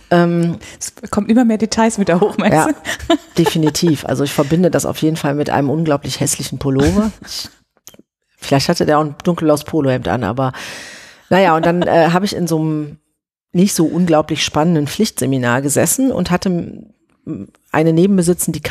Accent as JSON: {"language": "German", "town": "Oberhausen", "region": "North Rhine-Westphalia", "country": "Germany", "said": "ich komme aus Oberhausen, alles, was man von da mit der S-Bahn erreichen kann. Also da habe ich noch in Oberhausen gewohnt."}